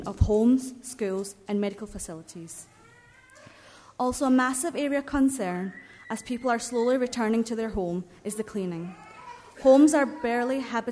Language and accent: English; Kerala, India; moved away; my home country, Kerala, the southern state of India.